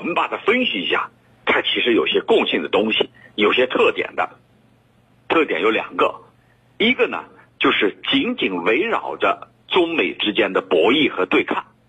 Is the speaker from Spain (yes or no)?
no; China; 我们中国人民对台湾问题的台湾问题上的感情